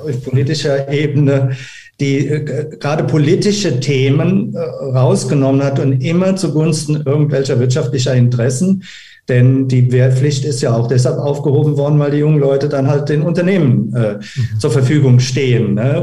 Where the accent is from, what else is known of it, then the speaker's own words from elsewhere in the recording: Germany; wir als Deutsche